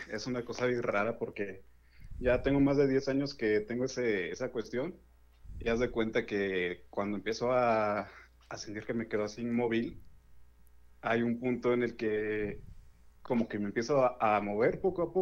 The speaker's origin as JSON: {"language": "Spanish", "region": "Puebla", "country": "Mexico", "said": "De Puebla."}